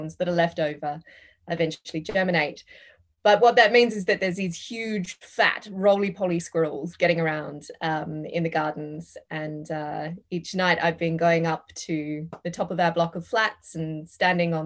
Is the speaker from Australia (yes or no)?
yes; Perth, Western Australia, Australia; also born or lived in London; I grew up in Perth, which is famously the world's most isolated